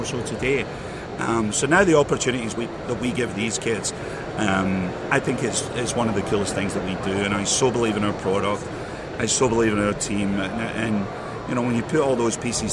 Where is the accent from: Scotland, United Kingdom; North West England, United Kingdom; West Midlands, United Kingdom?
Scotland, United Kingdom; Glasgow; moved away; I grew up in Glasgow, Scotland. You know, I spent majority of my life there